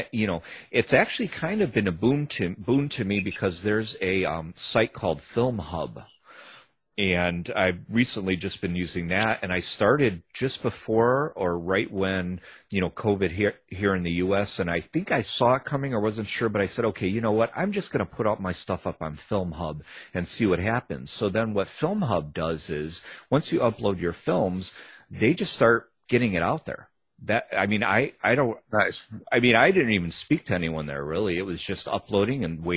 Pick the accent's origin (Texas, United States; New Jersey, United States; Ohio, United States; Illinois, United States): Illinois, United States; Chicago; We grew up in Chicago on the Northwest side